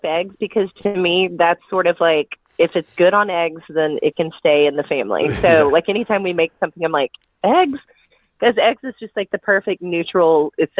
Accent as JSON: {"language": "English", "region": "North Carolina", "country": "United States", "tie": "born or raised there", "said": "it's got all the elements of what I grew up with in Western North Carolina"}